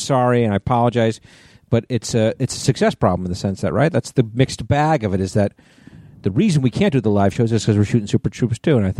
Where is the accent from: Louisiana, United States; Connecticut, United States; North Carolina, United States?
Connecticut, United States; born or raised there; moved away